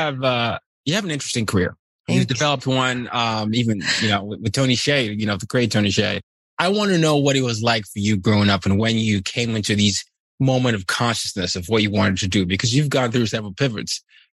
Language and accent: English; Nigeria; I'm from Nigeria, but I grew up in different parts of the world.